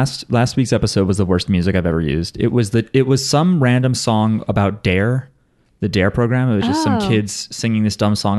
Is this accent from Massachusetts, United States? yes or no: no; New Jersey, United States; we're from New Jersey.